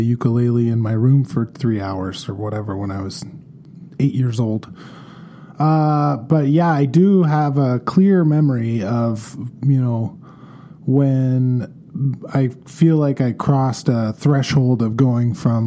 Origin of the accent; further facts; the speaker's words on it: Victoria, British Columbia, Canada; moved away as an adult; also born or lived in Vancouver; now in Kelowna, Canada; I was born and raised in Victoria, British Columbia, born in 1980